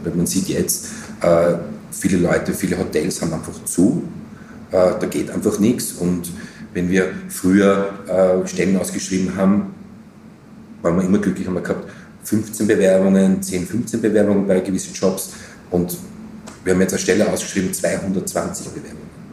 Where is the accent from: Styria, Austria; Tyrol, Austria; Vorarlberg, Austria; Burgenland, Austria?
Styria, Austria; Graz; now in Vienna, Austria; als Grazer, als Steirer